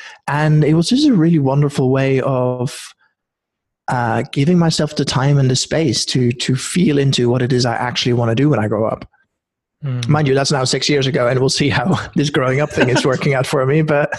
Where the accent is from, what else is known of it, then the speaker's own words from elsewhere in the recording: Norway; also born or lived in Netherlands / United Kingdom; now in Oakland, United States; I was born in Holland, grew up in Norway, spent a bunch of years in the UK.